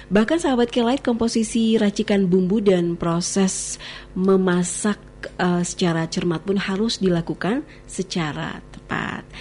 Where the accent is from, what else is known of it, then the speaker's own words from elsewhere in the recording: West Java, Indonesia; Semua saya emang orang Sunda ya.